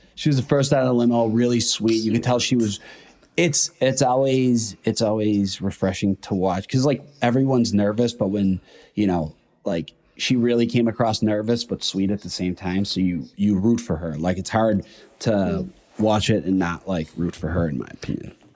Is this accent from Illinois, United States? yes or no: yes; Chicago, Illinois, United States; now in New York, United States; I'm from Chicago. Um, I li- currently live in New York